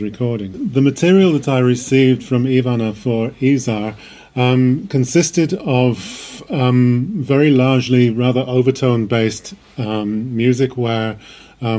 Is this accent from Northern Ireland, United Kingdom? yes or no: no; Wales, United Kingdom; also born or lived in The Hague, Netherlands; now in Belgrade, Serbia; I'm originally from Wales